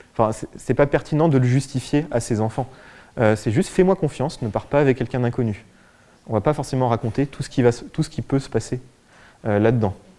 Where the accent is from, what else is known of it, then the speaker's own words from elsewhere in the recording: France; en tant que Français, occidentaux